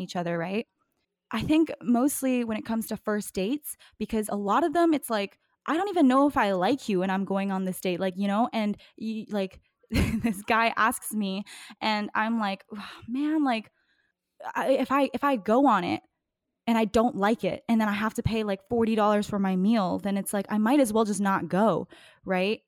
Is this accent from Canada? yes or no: yes; East Coast, Canada; accent: East Coast; now in Vancouver, Canada; when I first moved to Vancouver, I think it's just, like, my East Coast accent